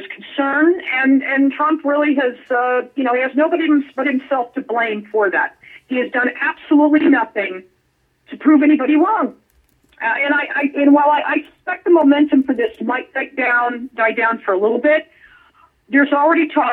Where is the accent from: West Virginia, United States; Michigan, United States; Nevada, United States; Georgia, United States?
Nevada, United States; Las Vegas; now in Southern California, United States; my hometown of Las Vegas